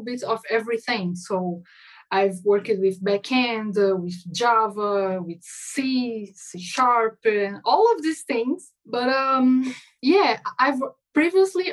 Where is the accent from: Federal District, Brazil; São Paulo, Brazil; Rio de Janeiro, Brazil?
Federal District, Brazil; Brasília; English is a second language; I'm speaking from Brazil. I'm from Brasilia